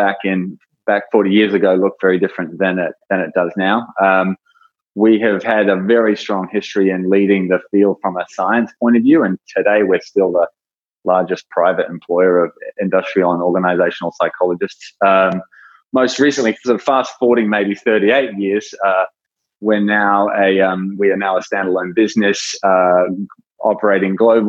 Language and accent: English; New Zealand; also born or lived in Australia; now in San Francisco Bay Area, United States; I was born in New Zealand, worked in Australia, now living in the San Francisco Bay Area.